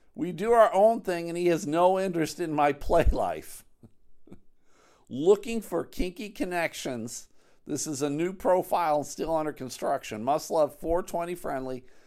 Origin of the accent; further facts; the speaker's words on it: Buffalo, New York, United States; now in Grand Rapids, United States; I'm from Buffalo originally.